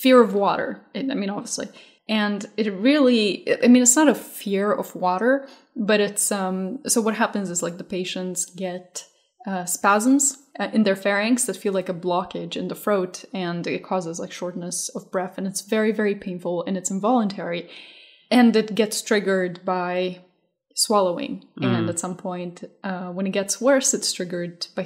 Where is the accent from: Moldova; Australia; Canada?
Moldova; moved away; I was born in Moldova, there's a lot of like stray dogs and cats